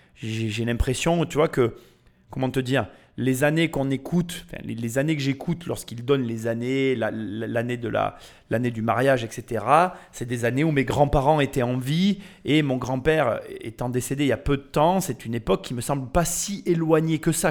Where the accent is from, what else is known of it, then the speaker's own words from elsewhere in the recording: France; depuis que je suis né en France